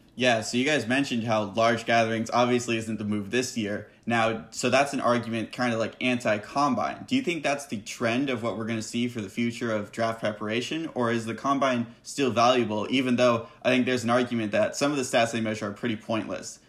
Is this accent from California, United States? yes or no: yes; San Diego, California, United States; I'm from San Diego